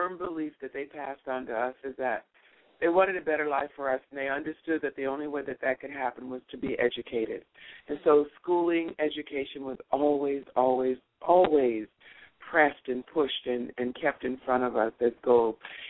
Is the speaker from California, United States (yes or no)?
yes; Los Angeles, California, United States; moved away as an adult; also born or lived in Shreveport, Louisiana / Africa / Tunisia; now in Panama; I was born in Shreveport, and my parents moved to Los Angeles when I was 3 years old